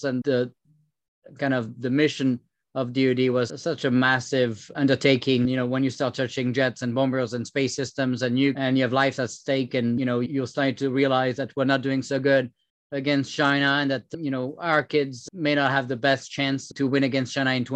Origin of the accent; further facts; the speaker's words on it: France; accent: French; English is a second language; moved away as an adult; now in United States; I came from France, as you can tell with my French accent, moved here about 12 years ago, became a citizen about 6 years ago